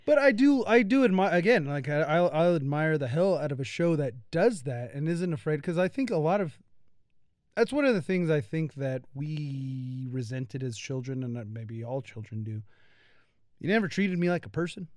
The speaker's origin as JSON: {"language": "English", "country": "United States", "said": "being an American"}